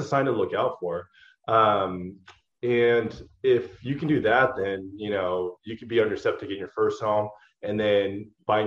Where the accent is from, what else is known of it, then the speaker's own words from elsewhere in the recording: Portland, Oregon, United States; moved away as an adult; also born or lived in Los Angeles; I grew up in Oregon, actually, Portland. I lived there all the way till I was like 26